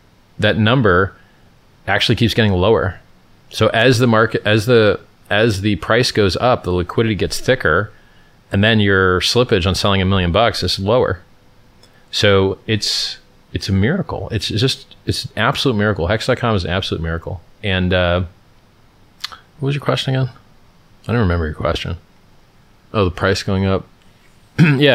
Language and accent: English; Stockton, California, United States; accent: black accent; I'm from Stockton